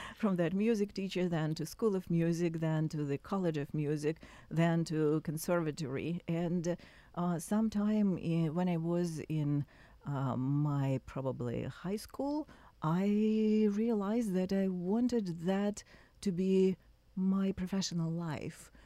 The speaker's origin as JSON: {"language": "English", "country": "Russia", "tie": "born or raised there", "moved": "yes", "said": "I was born and raised in Russia"}